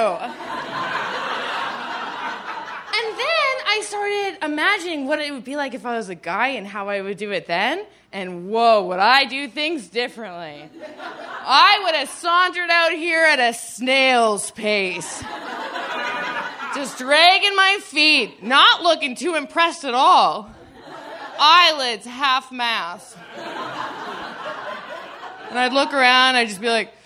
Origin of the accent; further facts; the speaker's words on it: Aurora, Ontario, Canada; moved away as an adult; also born or lived in Toronto, Canada; now in Brooklyn, United States; I'm originally from just north of Toronto. I grew up in Aurora, Ontario, Canada